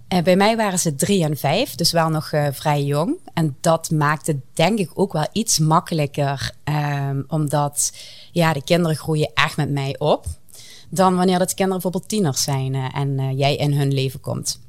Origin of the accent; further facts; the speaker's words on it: southern Netherlands, Netherlands; accent: southern; jullie horen aan mijn accent, ik kom eh, uit het zuiden. En ik bevind mij vrij dicht tegen de Belgische grens